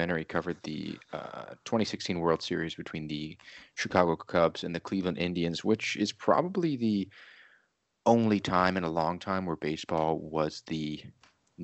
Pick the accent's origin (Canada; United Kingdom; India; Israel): Canada; I'm from Canada